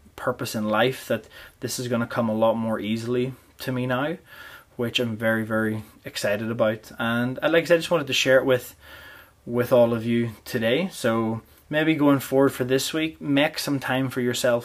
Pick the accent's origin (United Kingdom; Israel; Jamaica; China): United Kingdom; Portadown, Northern Ireland; now in Canada; whenever I grew up in Portadown